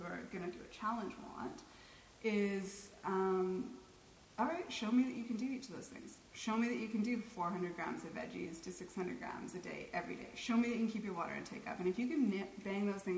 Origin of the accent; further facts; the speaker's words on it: Canada; I'm too Canadian